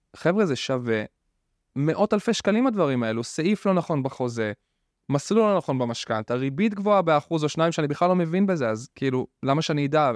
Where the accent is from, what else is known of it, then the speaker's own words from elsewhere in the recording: Rishon LeZion, Central District, Israel; אני במקור מראשון, ממערב ראשון